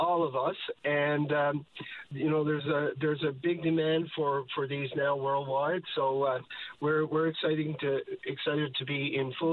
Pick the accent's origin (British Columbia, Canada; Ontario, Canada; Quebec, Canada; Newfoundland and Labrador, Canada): Newfoundland and Labrador, Canada; as a Newfoundlander